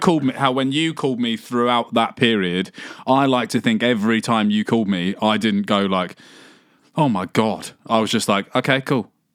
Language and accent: English; England, United Kingdom; growing up in England